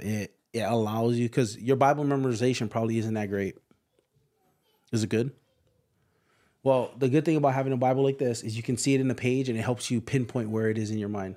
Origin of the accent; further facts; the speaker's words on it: Hawaii, United States; moved away as an adult; also born or lived in Indiana; I'm from Hawaii.